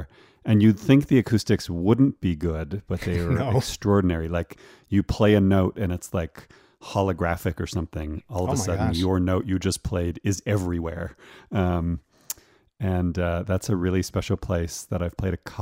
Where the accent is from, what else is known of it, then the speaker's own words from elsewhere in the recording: Toronto, Ontario, Canada; moved away as an adult; also born or lived in Vancouver, Canada; now in Colorado, United States; I grew up in Toronto and lived there until my teenage years